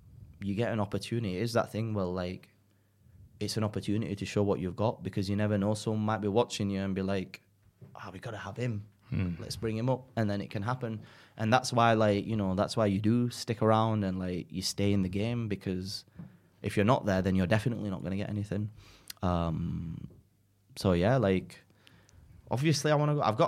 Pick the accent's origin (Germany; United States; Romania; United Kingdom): United Kingdom; England; accent: northern; to a lot of people I come across very British just because I've got my northern accent and like I talk and stuff, but if you saw me like at home, like I am very Pakistani